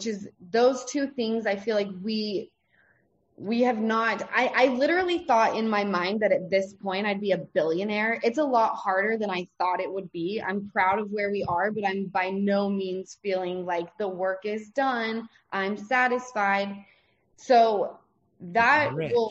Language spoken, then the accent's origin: English; Salt Lake City, Utah, United States; now in Los Angeles, United States; I'm born and raised in Salt Lake City, Utah